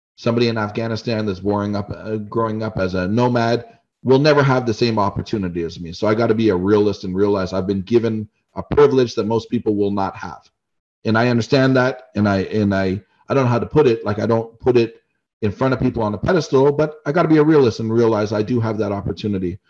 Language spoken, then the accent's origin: English; Canada; being a Canadian